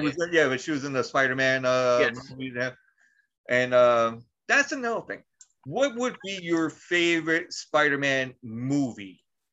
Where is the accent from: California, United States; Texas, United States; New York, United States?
New York, United States; I'm like, I'm from New York.